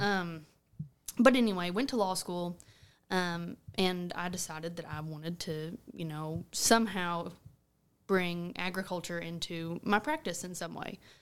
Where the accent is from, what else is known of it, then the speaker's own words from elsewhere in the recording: Rector, Arkansas, United States; moved away as an adult; now in Paragould, United States; I'm originally from Rector. Um, grew up on my family's cotton farm there